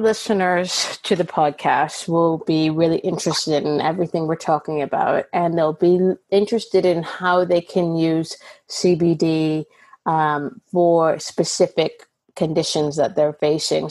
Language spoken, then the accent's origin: English; Canada; now in United Kingdom; So Canada, where I'm from